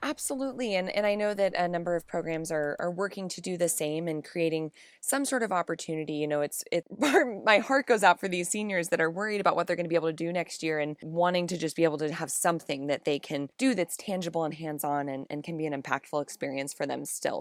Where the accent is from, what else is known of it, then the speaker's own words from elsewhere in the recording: Kansas, United States; moved away as an adult; growing up in Kansas